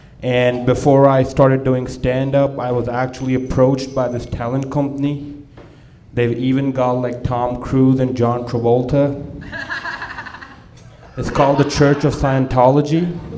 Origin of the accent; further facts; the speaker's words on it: India; I'm Indian. … So yeah, I am pretty tall for an Indian, but I've always been big, now I've always been tall, even as a kid.